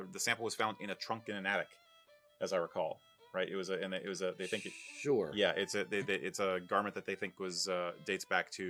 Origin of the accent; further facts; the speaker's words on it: England, United Kingdom; I'm not comfortable wearing it because I'm English, not Scottish.